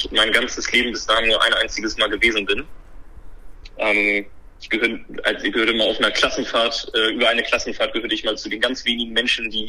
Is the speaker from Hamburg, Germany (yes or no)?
yes; Hamburg, Germany; Ja, man muss, man muss fairerweise sagen, ich bin aus, ich bin aus Hamburg-Harburg. Das heißt, die Hamburger würden behaupten, das ist nicht Hamburg.